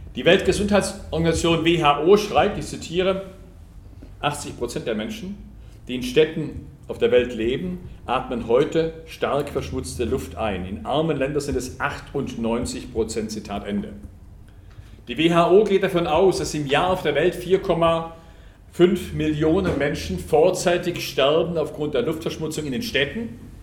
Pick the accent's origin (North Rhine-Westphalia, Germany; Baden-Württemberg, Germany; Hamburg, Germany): Baden-Württemberg, Germany; Lake Constance, Swabia; accent: Swabian; ich bin Schwabe, ich hoffe, man hört es nicht. Ich komme vom Bodensee, Süddeutschland